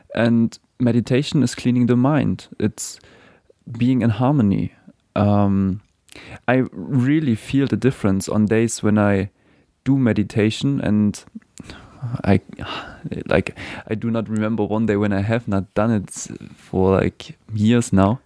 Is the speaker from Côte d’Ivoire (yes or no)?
no; Germany; moved away as an adult; now in New Zealand; I was born in Germany